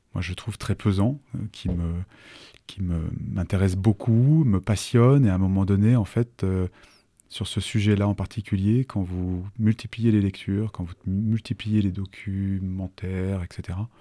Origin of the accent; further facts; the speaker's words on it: Annecy, Auvergne-Rhône-Alpes, France; also born or lived in Chambéry; J'ai grandi sur Annecy, à partir de l'âge de 7 ans à peu près j'ai fait toute une partie de ma scolarité et, de ma scolarité, euh, y compris post-bac